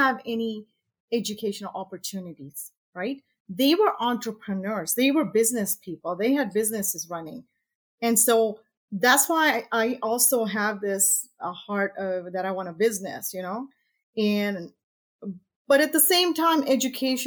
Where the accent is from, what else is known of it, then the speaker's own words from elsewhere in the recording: Tanzania; now in Canada; I was born in East Africa, Tanzania, and emigrated to Canada in 1978 or something like that.